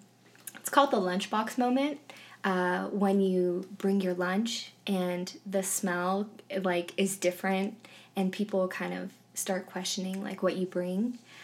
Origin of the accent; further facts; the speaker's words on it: San Ramon, California, United States; moved away; I'm also Korean American. And I am originally from California. I grew up in San Ramon, which is a town that's kind of like Parker right now. When I was growing up, there weren't a lot of Asian kids in my school.